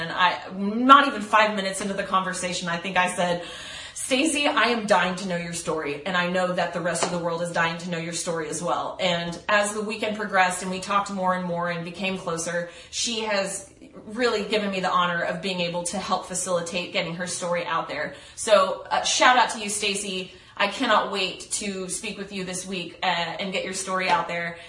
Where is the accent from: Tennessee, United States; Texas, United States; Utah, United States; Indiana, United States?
Texas, United States; I'm from Texas. We're from the same areas. We've lived in the same towns.